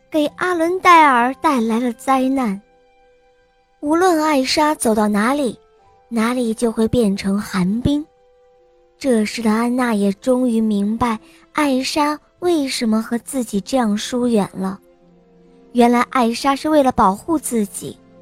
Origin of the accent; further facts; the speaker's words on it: Beijing, China; 我今年四岁了，我来自北京